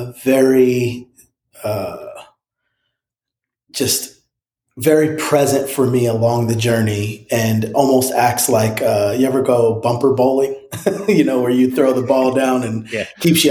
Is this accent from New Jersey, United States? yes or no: yes; New Jersey, United States; now in Franklin, United States; I grew up in New Jersey